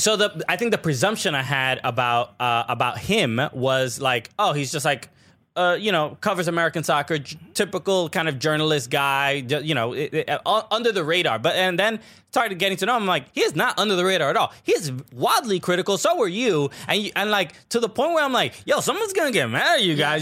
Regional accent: Dominican Republic; am Dominican.

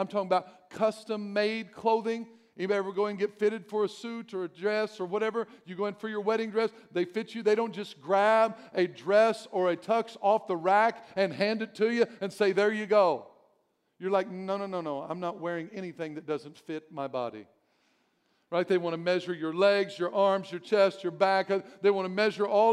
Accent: Albion, Illinois, United States; I'm from Albion, and we had our own brick-making place there. Our streets were all made with brick

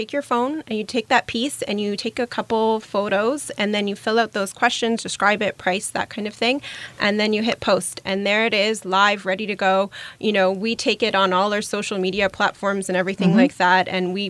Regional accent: Germany; English is a second language; now in Canada; And I moved here from Germany. And in Germany, there's a lot of platforms where you can sell out of your closet across country.

